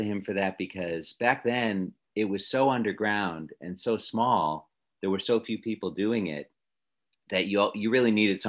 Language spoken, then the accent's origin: English; Chicago, Illinois, United States; moved away as an adult; also born or lived in Madison, Wisconsin / New York / Los Angeles; when I finished grad school in 88, I went back to my hometown of Chicago.